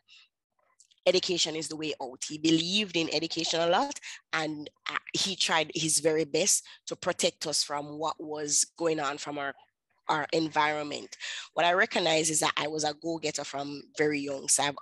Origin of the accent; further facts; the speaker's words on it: Kingston, Jamaica; I'm from Kingston, Jamaica